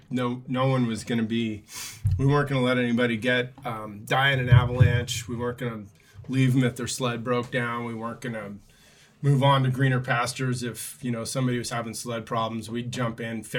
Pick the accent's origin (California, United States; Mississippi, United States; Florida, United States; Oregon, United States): California, United States; now in Alaska, United States; We grew up in California, and we moved here in the mid 90s